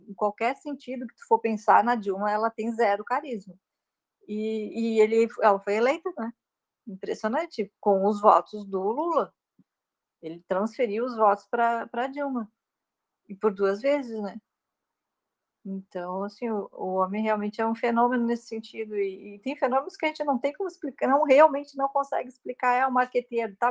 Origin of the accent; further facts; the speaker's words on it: Santa Catarina, Brazil; now in Rio Grande do Sul, Brazil; venho de Santa Catarina, né, onde, tá, onde mora minha família e, e, moro no Rio Grande do Sul